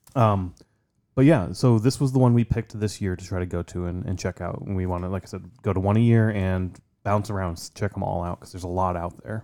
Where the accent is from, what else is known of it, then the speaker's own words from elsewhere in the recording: Midwest, United States; growing up in the Midwest